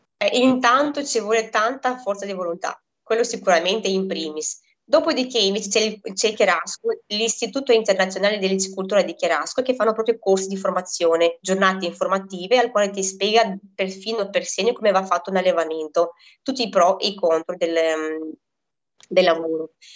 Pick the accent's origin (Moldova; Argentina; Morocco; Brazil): Moldova; now in Italy; io vengo da Moldavia, al quale lavorevamo tela per viverci